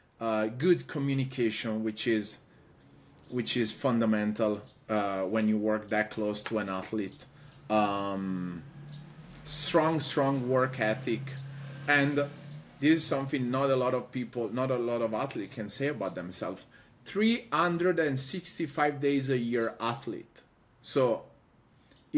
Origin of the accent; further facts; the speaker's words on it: Padua, Veneto, Italy; moved away as an adult; also born or lived in Rome; now in Los Angeles, United States; I'm from Padova, the city of Padova